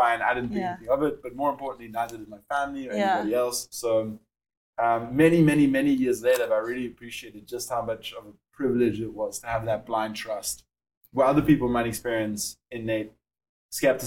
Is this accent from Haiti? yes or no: no; Cape Town, Western Cape, South Africa; accent: South African; moved away; you can hear from my accent, obviously from South Africa. How I got there was I was around 6 months old and I moved over with my mom and my sister